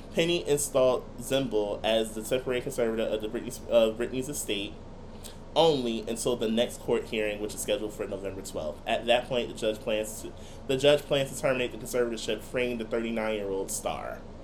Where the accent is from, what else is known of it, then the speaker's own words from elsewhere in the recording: Irvington, New Jersey, United States; also born or lived in Newark (North); my home, of course, is North, but a portion of me claiming North is claiming Irvington at the same time.